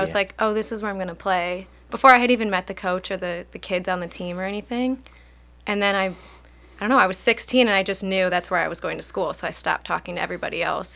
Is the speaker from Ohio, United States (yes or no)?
yes; Chardon, Ohio, United States; I grew up in Chardon